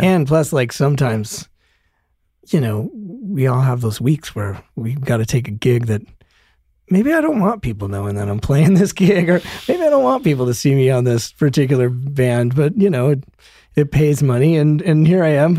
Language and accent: English; Broomfield, Colorado, United States; moved away as an adult; also born or lived in Denver; now in Los Angeles, United States; I grew up in Broomfield, Colorado